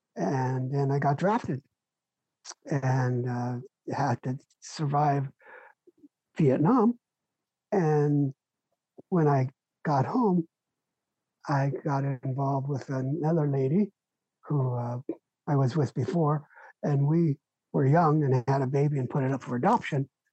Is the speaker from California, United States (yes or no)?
yes; Los Angeles, California, United States; now in Chico, United States; my parents immigrated from Ukraine and wound up in East LA, where I grew up